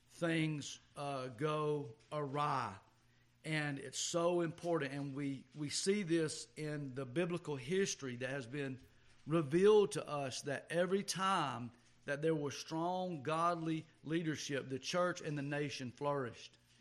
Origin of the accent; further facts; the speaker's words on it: the South, United States; just being a Southerner